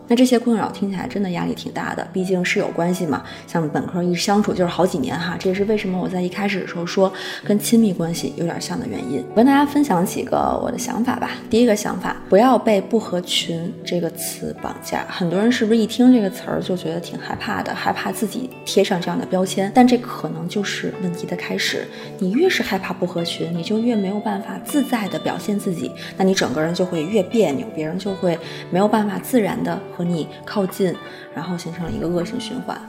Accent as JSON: {"language": "Chinese", "country": "China", "said": "我们中国"}